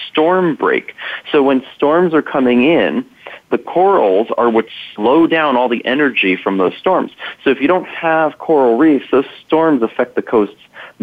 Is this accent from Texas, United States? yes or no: no; New York, United States; now in Colorado, United States; I'm from New York originally, and every time I'm back home